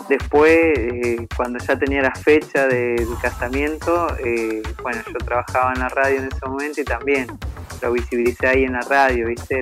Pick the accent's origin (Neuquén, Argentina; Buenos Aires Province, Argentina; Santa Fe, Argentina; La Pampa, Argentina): La Pampa, Argentina; also born or lived in General Pico; soy de General Pico La Pampa